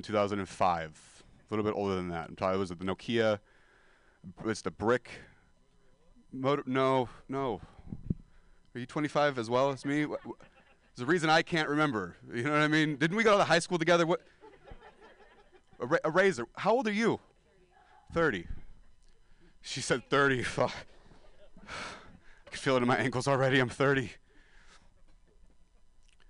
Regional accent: Stockton, California, United States; now in San Francisco, United States; I'm a dropout from Stockton, California

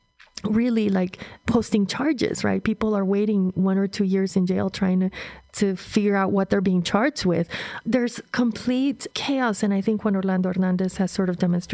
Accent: Honduras; growing up in Honduras during this period in the 70s, a period of dictatorship, you know, I remember transit between cities was really difficult

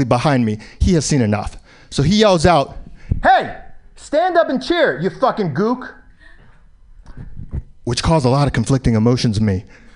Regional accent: New York City, New York, United States; I was born in New York, still live in New York

